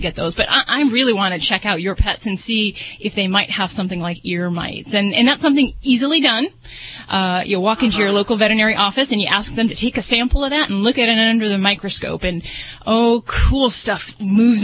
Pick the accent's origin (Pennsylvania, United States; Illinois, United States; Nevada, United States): Nevada, United States; Las Vegas; I'm from Vegas